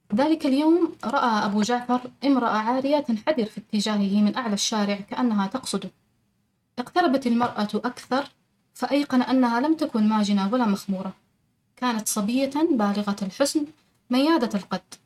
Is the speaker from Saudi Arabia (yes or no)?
yes; Taif, Makkah Province, Saudi Arabia; أنا من مواليد الطائف آه ونشأت في حي المثناء